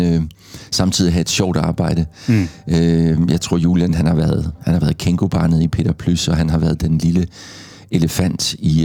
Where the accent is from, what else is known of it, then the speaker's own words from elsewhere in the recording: Gråsten, Southern Denmark, Denmark; accent: South Jutlandic; da jeg voksede op i Grosten